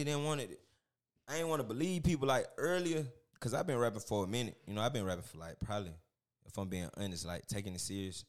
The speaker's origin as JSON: {"language": "English", "town": "Macon", "region": "Georgia", "country": "United States", "said": "I'm from Macon"}